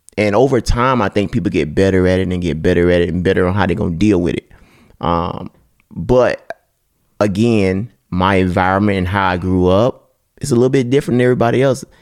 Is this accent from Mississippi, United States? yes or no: yes; Mississippi, United States; I'm from Mississippi